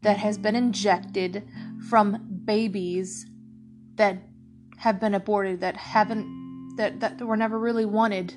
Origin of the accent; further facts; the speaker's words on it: United States; we as an American people, including me